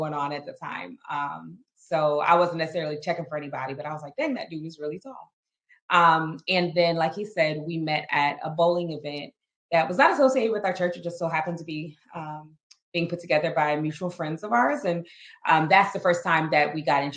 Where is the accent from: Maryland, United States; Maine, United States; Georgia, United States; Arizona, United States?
Maryland, United States; moved away as an adult; also born or lived in North Carolina / Ohio; I'm originally from Maryland, but my family was in North Carolina at the time